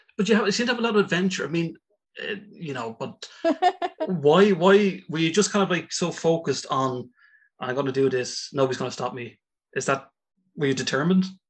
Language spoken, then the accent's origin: English; Ireland; I'm an Irish guy.